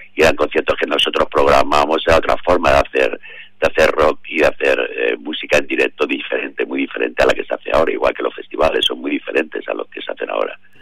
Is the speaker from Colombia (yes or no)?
no; Madrid, Community of Madrid, Spain; also born or lived in Mexico; nosotros como madrileños